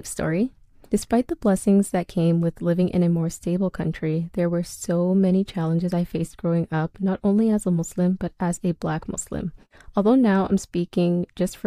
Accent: Canada; also born or lived in Ethiopia; I was born in Ethiopia, but spent my entire life in Canada

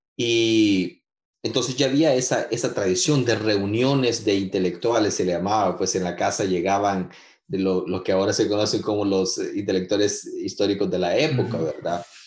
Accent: San Salvador, El Salvador; also born or lived in Usulután; now in Gatineau, Canada; soy salvadoreño, nací en San Salvador y viví en muchas partes de, de, de, nuestro querido Pulgarcito, incluyendo a, a Usulután

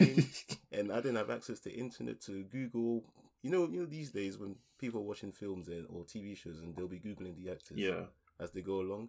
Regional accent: London, United Kingdom; also born or lived in Ghana; I was born in the UK. I was born in London. I was born in Southeast London, so you know I've lived in South for most of my life.

